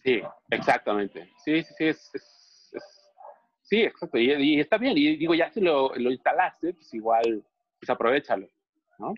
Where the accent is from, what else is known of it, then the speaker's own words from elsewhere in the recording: Mexico City, Mexico; nosotros que somos chilangos y sureños